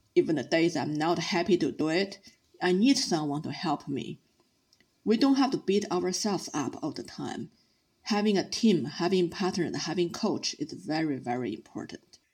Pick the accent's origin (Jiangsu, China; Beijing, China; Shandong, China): Beijing, China; I started as a city girl growing up in Beijing